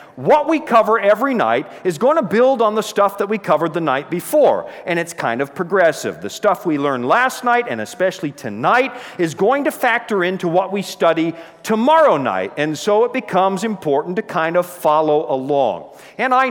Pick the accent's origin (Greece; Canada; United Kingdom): Canada; moved away as an adult; also born or lived in Toronto; now in Colorado, United States; my home country of Canada